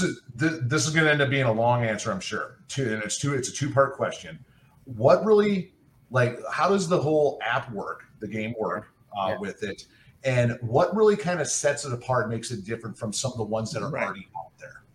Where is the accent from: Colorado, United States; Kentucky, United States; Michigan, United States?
Michigan, United States; growing up in Michigan